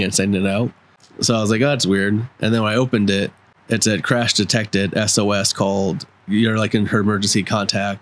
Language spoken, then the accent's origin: English; Upland, California, United States; my childhood home where I grew up in in Upland